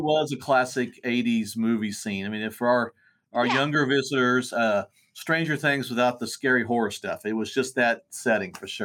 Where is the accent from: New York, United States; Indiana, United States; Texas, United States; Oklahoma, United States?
Oklahoma, United States; Bartlesville; Both native Bartians, which is our hometown